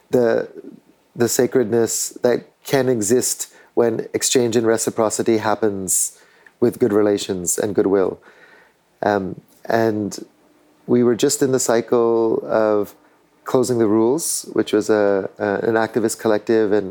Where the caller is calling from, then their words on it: Tierra Valiente, Alajuela, Costa Rica; I'm calling in from Tierra Valiente in Costa Rica, near La Fortuna, um, and this land is the uh, historical lands of the Maleku people, who are still close